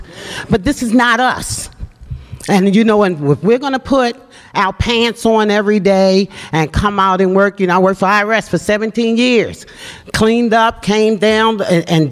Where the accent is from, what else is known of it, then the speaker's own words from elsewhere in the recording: Baltimore, Maryland, United States; as a kid, I grew up in West Baltimore in the Mondawmin Mall area